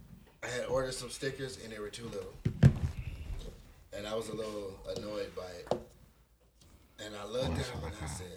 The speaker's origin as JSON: {"language": "English", "town": "Long Beach", "region": "California", "country": "United States", "said": "People know I'm from Long Beach. They know it's the only Crip city in the world."}